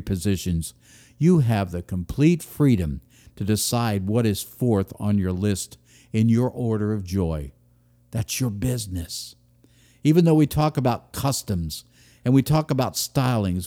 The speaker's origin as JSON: {"language": "English", "country": "United States", "said": "I am an American"}